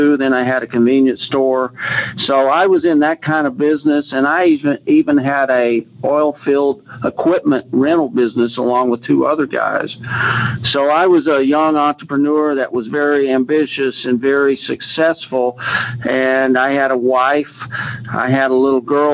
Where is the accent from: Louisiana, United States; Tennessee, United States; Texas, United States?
Texas, United States; Houston; moved away; I grew up in Texas. I'm a fifth generation Texan, and I'm not in Texas now.